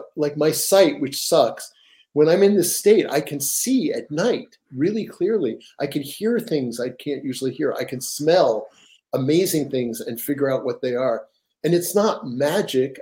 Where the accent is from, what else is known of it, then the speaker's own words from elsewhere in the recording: New York, United States; now in Seattle, United States; I'm from New York, the Metropolitan Museum of Art